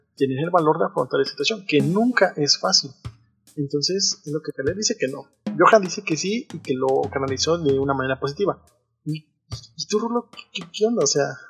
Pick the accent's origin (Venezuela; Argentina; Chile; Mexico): Mexico; Soy de México, vivo en la Ciudad de México, los saludo desde acá